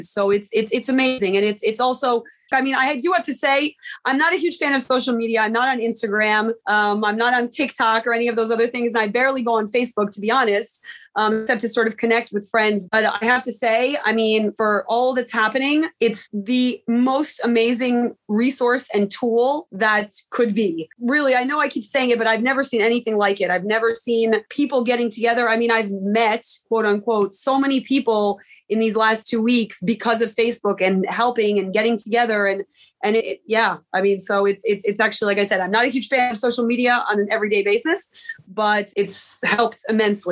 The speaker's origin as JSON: {"language": "English", "country": "United States", "moved": "yes", "lives_now": "Poland", "said": "I'm from the States"}